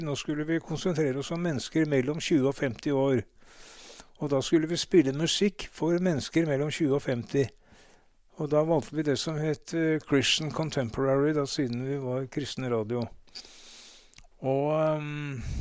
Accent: Oslo, Norway; jeg ble født, født, i Oslo på, og bodde de første leveårene mine på Majorstua

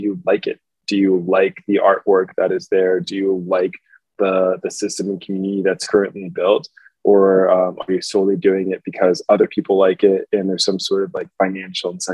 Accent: New York City, New York, United States; I grew up in New York City

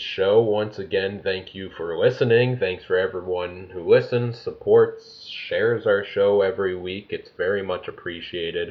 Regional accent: Canada; both as a Canadian living in Canada here

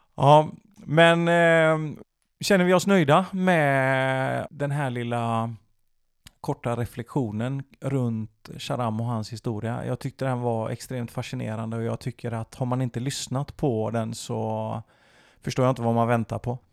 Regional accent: Sweden; jag kan prata svenska och jag är född i Sverige

